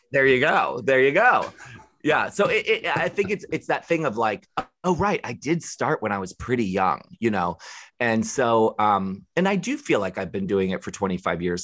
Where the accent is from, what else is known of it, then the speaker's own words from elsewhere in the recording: Maryland, United States; I grew up in Maryland